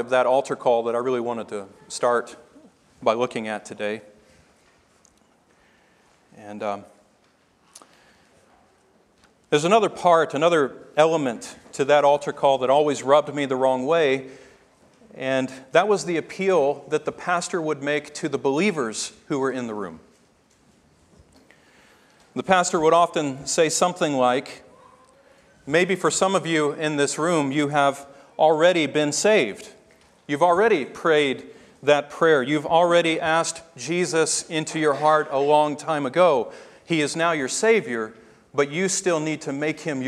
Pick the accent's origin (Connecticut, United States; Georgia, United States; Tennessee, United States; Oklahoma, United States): Tennessee, United States; growing up in Tennessee, and being saved in a Southern Baptist church